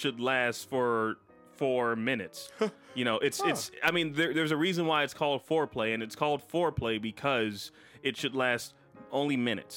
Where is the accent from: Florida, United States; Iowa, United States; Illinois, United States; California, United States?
Illinois, United States; Chicago; I am a Chicagoan here in Chicago, living in Chicago.